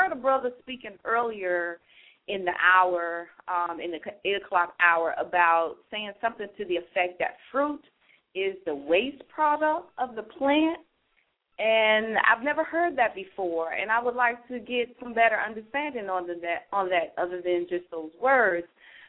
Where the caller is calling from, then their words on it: Columbia, South Carolina, United States; I'm calling from Columbia.